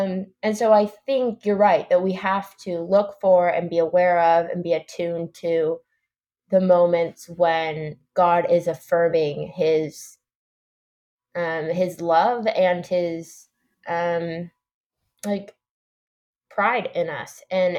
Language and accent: English; New York, United States; And I think this is because I grew up in New York, and so there weren't that many baptisms.